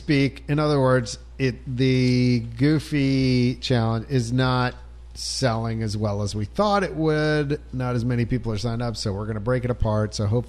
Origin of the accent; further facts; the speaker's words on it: Pennsylvania, United States; when we were youths in Pennsylvania.